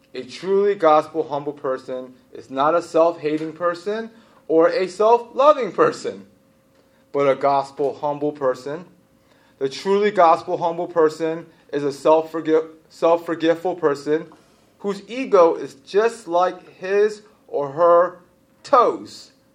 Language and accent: English; Baltimore, Maryland, United States; I'm from Baltimore City, and Baltimore City is like heroin central